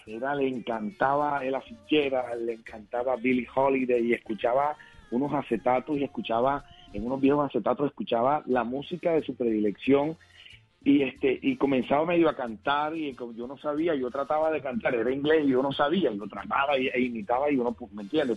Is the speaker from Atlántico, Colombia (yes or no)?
no; Cartagena, Bolívar, Colombia; en el barrio del Semaní, de mi ciudad natal, Cartagena, donde nací